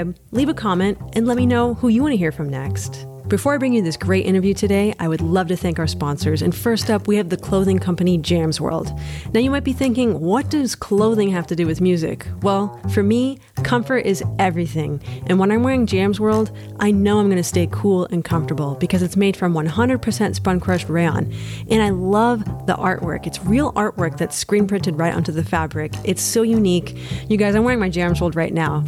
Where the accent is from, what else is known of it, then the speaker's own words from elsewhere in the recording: Los Angeles, California, United States; I'm actually from Los Angeles, grew up